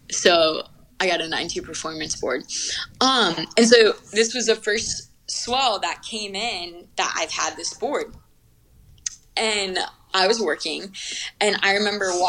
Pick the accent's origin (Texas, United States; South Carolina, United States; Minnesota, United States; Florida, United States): Florida, United States; Yeah, I grew up on the Gulf of Mexico